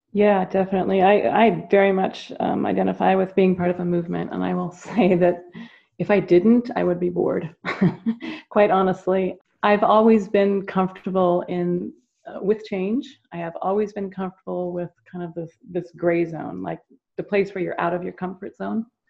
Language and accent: English; California, United States; I grew up here in California when California was number one in the country in our educational system